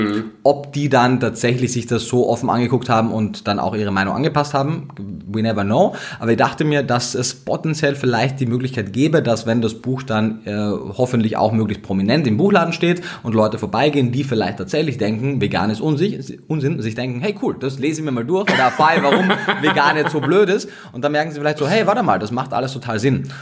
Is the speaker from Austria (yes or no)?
yes; Austria; Ich komme aus Österreich